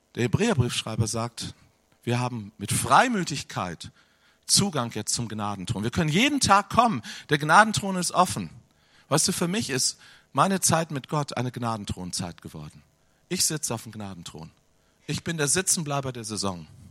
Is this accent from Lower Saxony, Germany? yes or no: yes; Hanover, Lower Saxony, Germany; Ich komme aus Hannover.